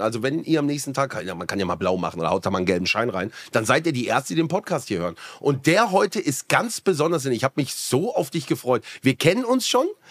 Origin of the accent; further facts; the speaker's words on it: Black Forest, Baden-Württemberg, Germany; Ich komme ja auch hier aus dem Schwarzwald